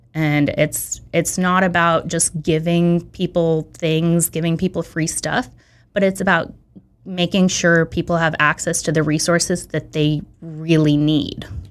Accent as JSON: {"language": "English", "town": "San Francisco", "region": "California", "country": "United States", "tie": "born or raised there", "also_born_or_lived": "Belarus", "moved": "as an adult", "lives_now": "Santa Monica, United States", "said": "I grew up in San Francisco."}